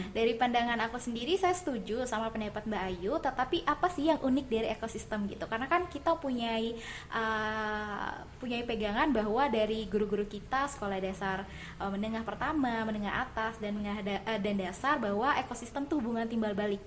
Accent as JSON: {"language": "Indonesian", "region": "Kalimantan", "country": "Indonesia", "moved": "yes", "lives_now": "Malang, Indonesia", "said": "saya berasal dari Pulau Kalimantan"}